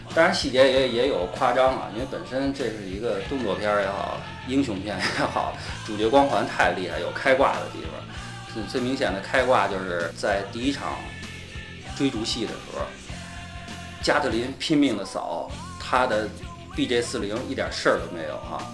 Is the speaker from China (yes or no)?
yes; China; 我中国人也敢